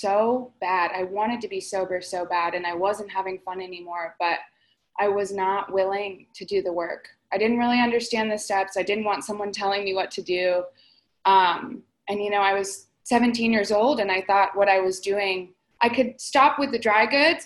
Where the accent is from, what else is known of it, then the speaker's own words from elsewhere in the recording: Florida, United States; moved away as an adult; also born or lived in Palm Springs, California; I'm originally from Florida, and so I came out to Palm Springs